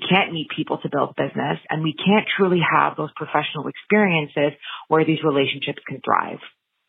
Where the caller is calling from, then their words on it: Ottawa, Ontario, Canada; I'm calling from Ottawa, Ontario, Canada